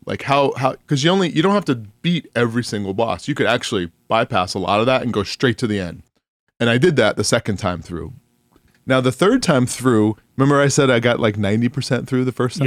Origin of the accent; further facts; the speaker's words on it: New York, United States; now in Phoenix, United States; I grew up in New York, but I just, having been out, I, I've now lived in Phoenix longer than I've lived in New York